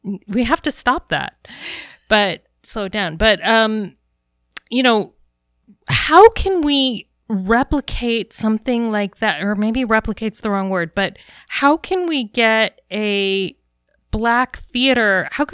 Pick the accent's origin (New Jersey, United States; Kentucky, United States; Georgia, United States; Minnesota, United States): Minnesota, United States; Minneapolis; now in Central Coast, California, United States; I'm from Minneapolis